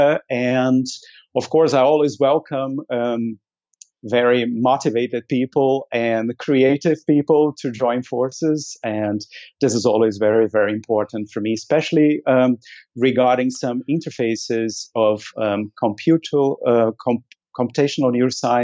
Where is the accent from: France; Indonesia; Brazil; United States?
Brazil; now in Germany; I am originally from Brazil